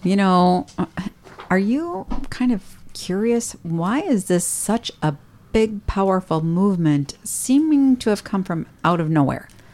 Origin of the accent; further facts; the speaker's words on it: United States; I'm an American